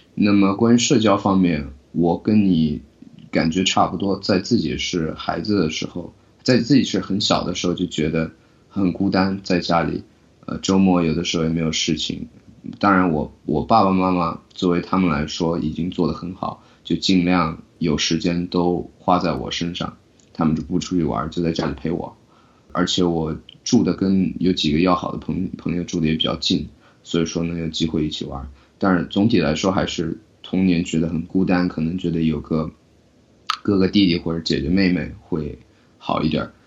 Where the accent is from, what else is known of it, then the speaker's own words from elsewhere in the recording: China; now in United States; 我作为一个在中国出生的九零后，在中国大陆出生的九零后